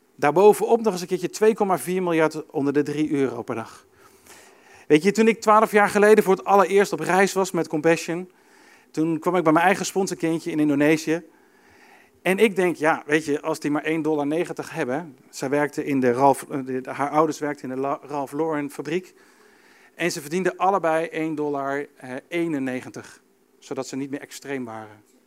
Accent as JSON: {"language": "Dutch", "town": "Arnhem", "region": "Gelderland", "country": "Netherlands", "said": "Ik kom uit Arnhem, mijn opa komt uit Arnhem"}